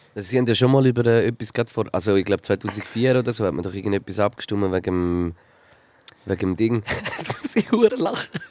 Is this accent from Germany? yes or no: no; Switzerland; wir sehen das ja so als Schweizer